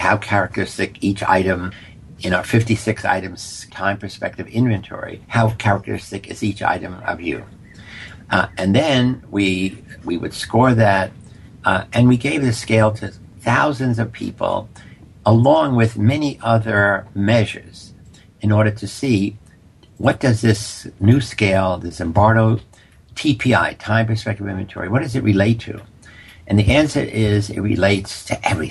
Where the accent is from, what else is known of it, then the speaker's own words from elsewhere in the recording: New York City, New York, United States; I grew up in poverty in the South Bronx